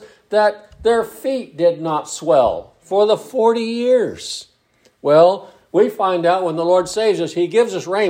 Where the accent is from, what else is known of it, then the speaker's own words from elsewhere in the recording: United States; moved away; my hometown. Very small town on the California-Oregon border south of Lakeview